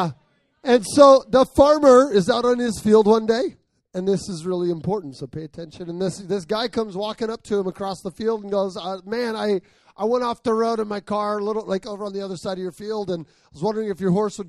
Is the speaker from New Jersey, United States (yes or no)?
no; Arizona, United States; I grew up in Arizona.